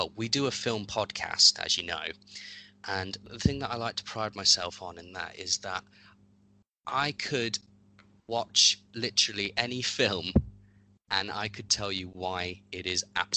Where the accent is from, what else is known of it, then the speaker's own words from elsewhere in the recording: Derby, East Midlands, United Kingdom; also born or lived in Enfield, North London; I'm from North London originally. Mm. But I've lived in Derby since I was very young. So I basically consider myself to be from Derby because I was basically raised here.